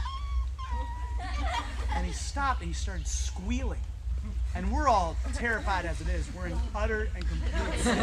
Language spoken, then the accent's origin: English; Fredericksburg, Virginia, United States; I grew up in Fredericksburg, Virginia